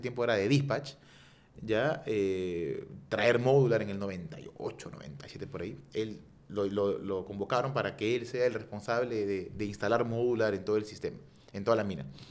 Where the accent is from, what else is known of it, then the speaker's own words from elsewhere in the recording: Peru; somos peruanos